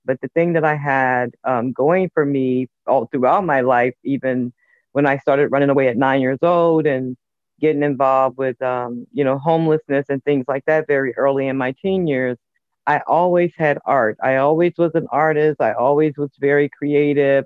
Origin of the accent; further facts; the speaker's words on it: Chicago, Illinois, United States; also born or lived in Indianapolis, Indiana; now in Washington, D.C., United States; I was born and reared until I was nine years old in Indianapolis, Indiana grew up in Chicago and I've been in the district for 30 years